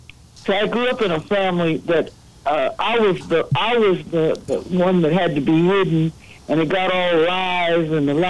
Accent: Dallas, Texas, United States; I'm from Dallas

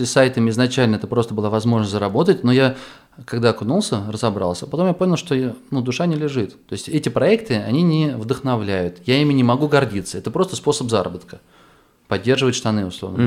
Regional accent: Astrakhan, Astrakhan Oblast, Russia; moved away; я из Астрахани

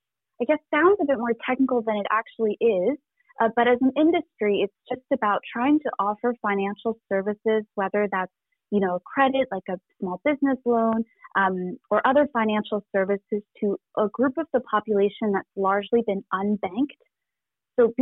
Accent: Canada; also born or lived in rural village near Wuhan, Hubei, China; So I'm Canadian, but I'm also a first generation Chinese Canadian immigrant. I was born in a really small rural village about 2 hours outside of Wuhan.

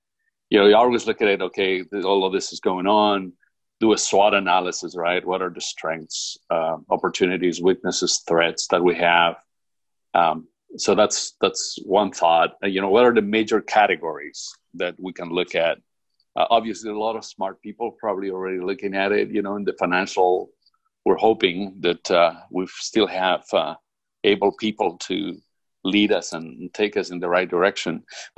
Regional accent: California, United States; now in South Carolina, United States; like I came from California, I now live in South Carolina, but I always thought California, they, you know, kind of had some progressive ideas.

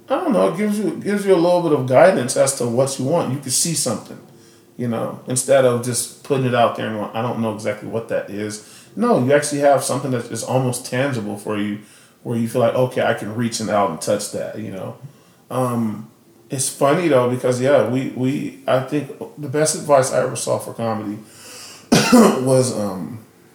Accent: Austin, Texas, United States; I'm from Austin, and so I live here

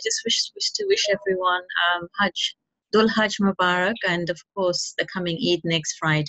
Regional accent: London, United Kingdom; I am from London, UK

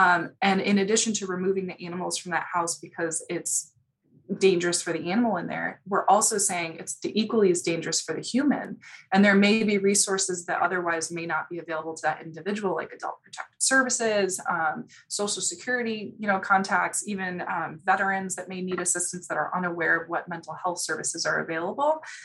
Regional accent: Chicago, Illinois, United States; moved away; also born or lived in Houston; I'm from Chicago, born and raised.

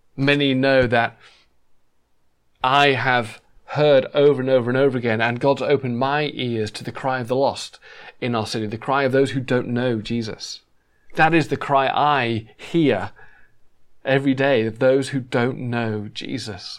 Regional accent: England, United Kingdom; moved away as an adult; now in Los Angeles, United States; we used to say a lot in England

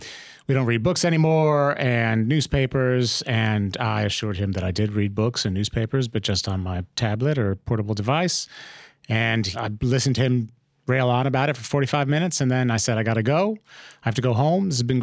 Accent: United States; moved away as an adult; over the course of my 11 years here and growing up in the United States

